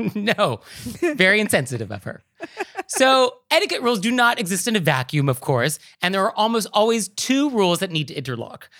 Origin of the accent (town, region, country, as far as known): West Coast, United States; born or raised there; now in New York City, United States